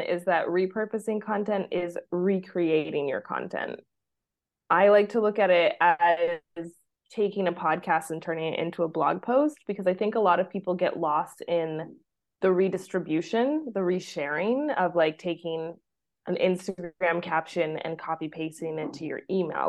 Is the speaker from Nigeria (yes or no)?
no; Vancouver, British Columbia, Canada; moved away as an adult; now in Mexico; I am from Vancouver, Canada, and wanted to basically leave winter behind for life